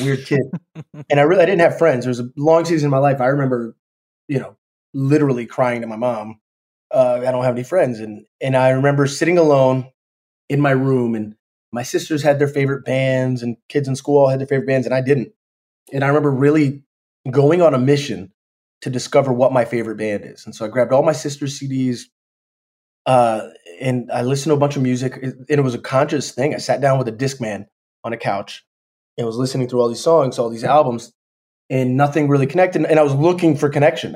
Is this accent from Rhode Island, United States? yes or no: no; Jacksonville, Florida, United States; I'm from Florida. I went to an art school in Florida. It was a part of the Jacksonville Youth Symphony.